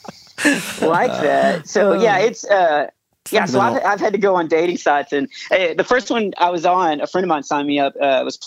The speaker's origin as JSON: {"language": "English", "region": "Texas", "country": "United States", "said": "I'm from Texas"}